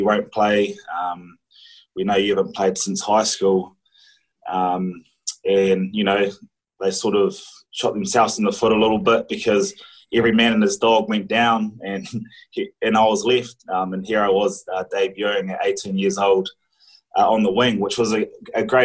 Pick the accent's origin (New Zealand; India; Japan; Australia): New Zealand; Christchurch, Canterbury; in New Zealand growing up, rugby's sort of everything as a Kiwi kid